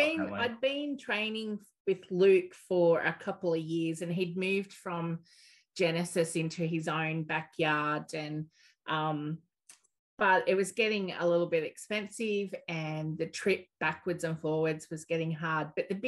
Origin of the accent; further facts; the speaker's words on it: Maitland, New South Wales, Australia; also born or lived in Newcastle; Maitland, mainly.